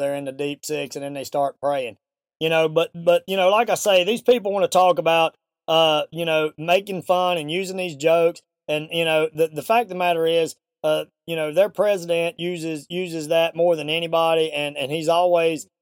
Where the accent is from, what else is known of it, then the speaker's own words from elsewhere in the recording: American South, United States; accent: Southern; my Southern accent